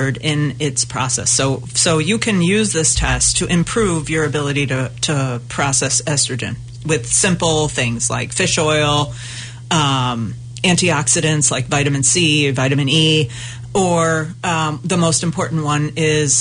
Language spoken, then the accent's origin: English; United States; as an American woman